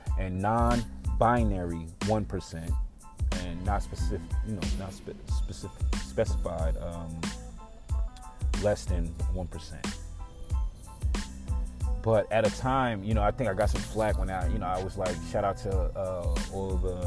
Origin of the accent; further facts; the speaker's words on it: New York, United States; I'm from New York, but I was never considered that obnoxious New Yorker.